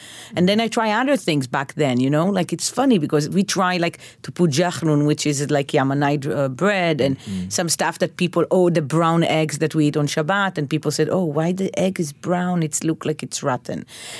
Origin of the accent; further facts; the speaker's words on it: Bnei Brak, Central District, Israel; So, yes, but my neighborhood when I grew up was very mixed. Not a lot of religious people, actually.